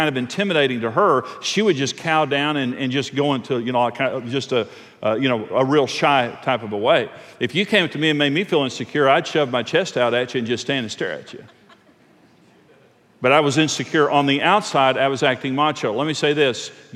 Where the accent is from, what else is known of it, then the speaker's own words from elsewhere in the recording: Texas Panhandle, United States; I'm from the Texas Panhandle